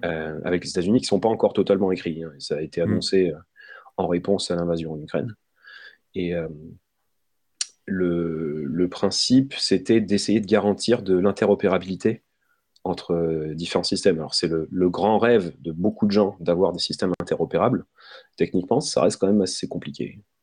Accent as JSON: {"language": "French", "country": "France", "said": "on est français"}